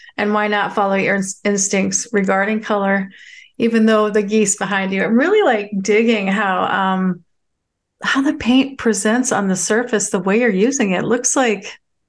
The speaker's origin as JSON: {"language": "English", "town": "Tacoma", "region": "Washington", "country": "United States", "tie": "born there", "also_born_or_lived": "Northern King County / Snohomish County / Bellingham", "said": "I was born in Tacoma. I think you learned this from listening to some of the episodes, but I was born on McCord Air Force Base."}